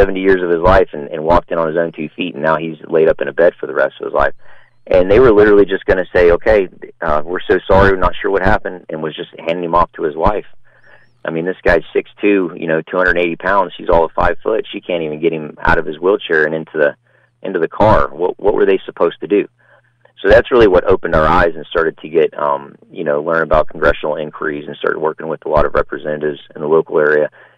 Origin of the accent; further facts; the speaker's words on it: Pasadena, Texas, United States; it's actually in Pasadena, Texas. That's my hometown